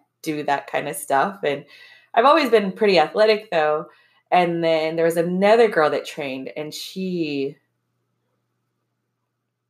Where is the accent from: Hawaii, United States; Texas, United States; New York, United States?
Hawaii, United States; also born or lived in Michigan; we're from Hawaii